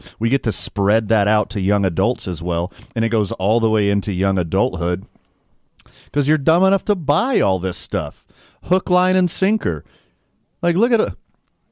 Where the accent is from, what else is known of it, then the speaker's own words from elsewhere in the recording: Houston, Texas, United States; when I was a youth growing up in Houston, Texas